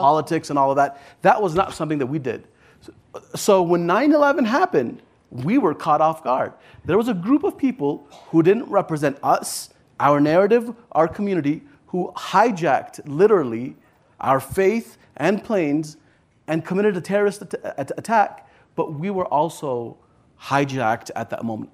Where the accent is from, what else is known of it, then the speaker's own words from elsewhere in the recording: Virginia, United States; also born or lived in Afghanistan; I live in Virginia. I'm from the Commonwealth, so I love my state